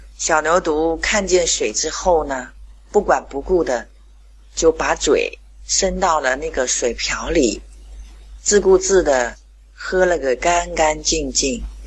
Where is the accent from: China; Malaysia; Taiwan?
China; Qingdao, Shandong; 我是来自青岛的